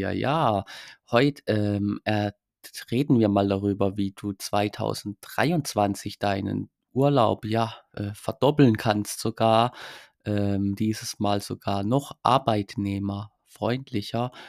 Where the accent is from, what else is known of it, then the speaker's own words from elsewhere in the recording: Baden-Württemberg, Germany; ich komme aus Baden-Württemberg, ich habe da jetzt etwas mehr Glück.